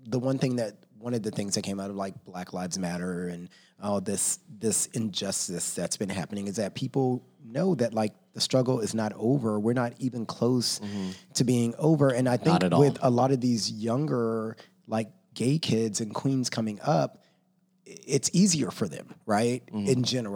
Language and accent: English; Texas, United States; growing up in Texas